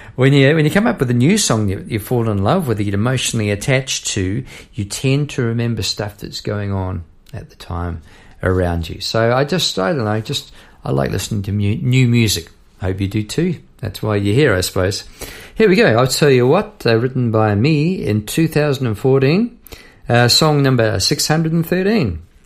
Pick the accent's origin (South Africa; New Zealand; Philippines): New Zealand; moved away as an adult; now in Melbourne, Australia; I come from New Zealand, and uh, I'm recording this in Melbourne, where I've been for 20 odd years.